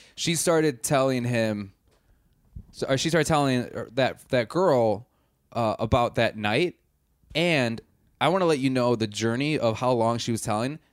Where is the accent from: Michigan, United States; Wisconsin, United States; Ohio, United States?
Wisconsin, United States; I'm also from Wisconsin